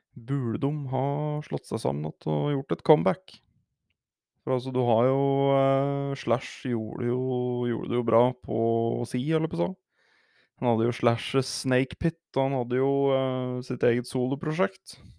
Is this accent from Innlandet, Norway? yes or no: yes; Hedmark, Innlandet, Norway; Jeg er fra Hedmark